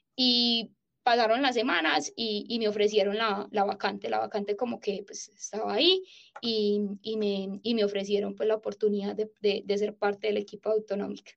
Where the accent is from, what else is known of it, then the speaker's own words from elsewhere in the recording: Paisa, Antioquia, Colombia; soy paisa